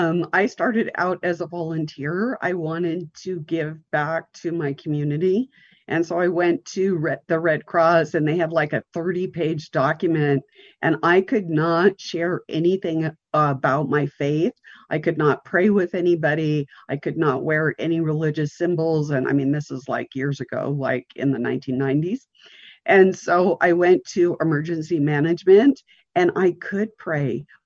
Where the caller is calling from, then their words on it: Montana, United States; I'm coming from the Rocky Mountains in Montana.